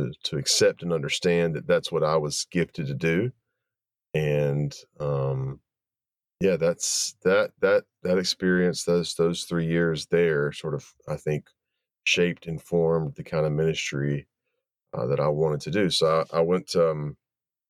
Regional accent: Wilmington, North Carolina, United States; also born or lived in Chapel Hill, North Carolina; I grew up in Wilmington, North Carolina, which is on the coast of North Carolina

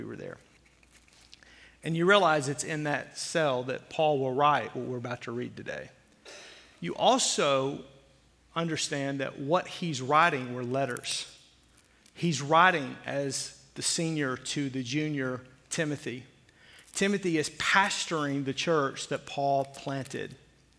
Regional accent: Fort Smith, Arkansas, United States; I grew up in the South. I grew up in Fort Smith, Arkansas.

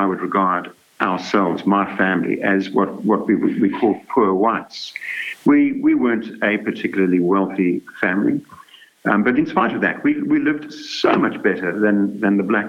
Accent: Durban, KwaZulu-Natal, South Africa; In fact, this was when I was still a child, growing up near Durban.

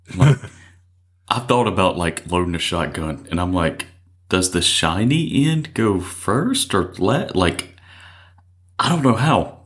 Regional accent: Mississippi, United States; I was born and raised in Mississippi.

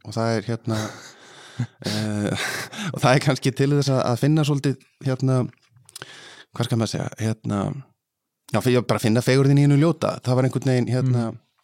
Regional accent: Ísafjörður, Westfjords, Iceland; ég er alveg upp á Ísafjörði

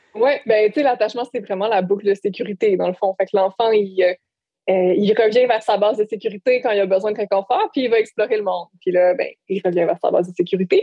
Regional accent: Bas-Saint-Laurent, Quebec, Canada; moved away as an adult; en revenant euh, dans ma région natale

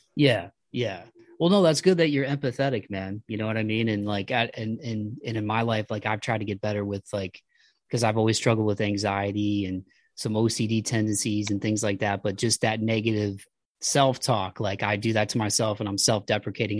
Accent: Midwest, United States; I'm from the Midwest

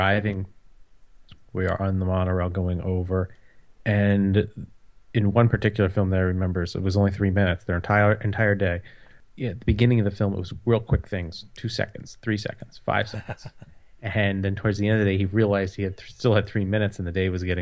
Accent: New Jersey, United States; I grew up in New Jersey

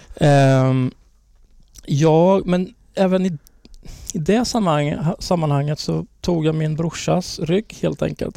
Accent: Linköping, Östergötland, Sweden; vi är från Linköping

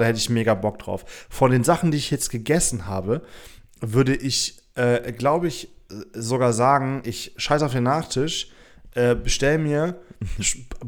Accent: Hamburg, Germany; ich komme aus Hamburg

